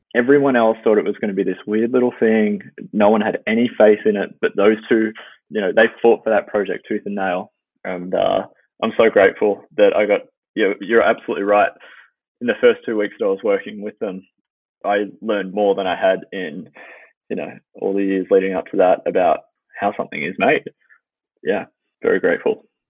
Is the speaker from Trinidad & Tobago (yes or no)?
no; Melbourne, Victoria, Australia; moved away as an adult; now in Los Angeles, United States; I started in Melbourne, Australia, and I did all my schooling there